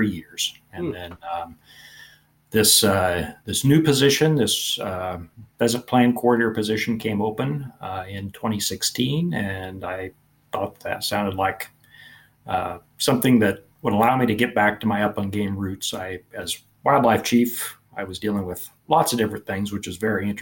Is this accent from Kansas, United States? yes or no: yes; Topeka, Kansas, United States; also born or lived in Manhattan, Kansas / Kingsville, Texas; I'm from Northeast Kansas originally, Topeka. Mm. And so I grew up hunting quail and ducks mainly